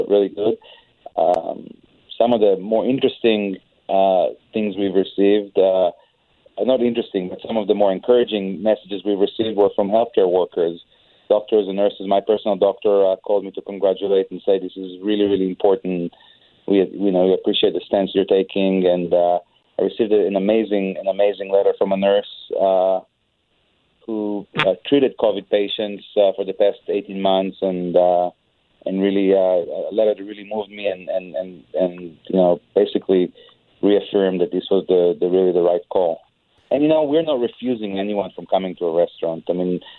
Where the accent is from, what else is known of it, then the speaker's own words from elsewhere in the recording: Israel; moved away; I'm an immigrant, and I see what the kind of things that are happening in my home country of Israel